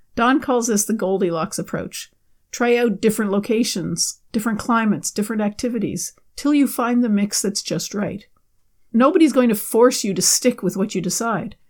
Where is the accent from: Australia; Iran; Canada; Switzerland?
Canada; my home country of Canada